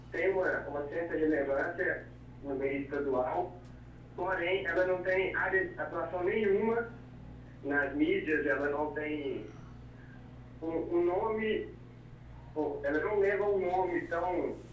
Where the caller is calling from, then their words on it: Carmópolis de Minas, Minas Gerais, Brazil; eu falo de Carmópolis de, de Minas.